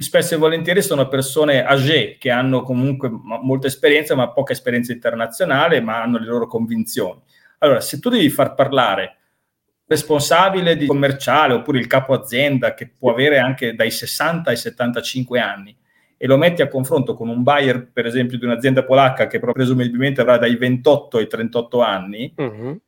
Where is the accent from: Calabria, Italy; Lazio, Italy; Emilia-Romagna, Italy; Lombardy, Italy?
Emilia-Romagna, Italy; Reggio Emilia; moved away as an adult; now in Wrocław, Poland; sono di Reggio Emilia, però mi sento ovviamente anche reggiano, mi sento emiliano, mi sento italiano, ma sono breslaviano a tutti gli effetti.